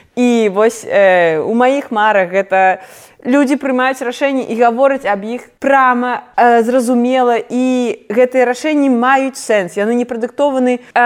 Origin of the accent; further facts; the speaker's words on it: Belarus; я беларуска